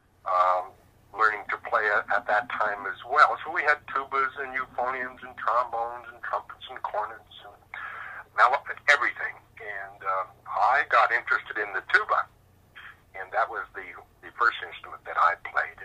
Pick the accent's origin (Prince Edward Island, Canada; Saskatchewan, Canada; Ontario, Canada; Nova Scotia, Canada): Saskatchewan, Canada; Regina; moved away as an adult; also born or lived in Calgary, Alberta; I was born in Regina, Saskatchewan. And I lived there for, about the first 30-some years of my life before moving to Calgary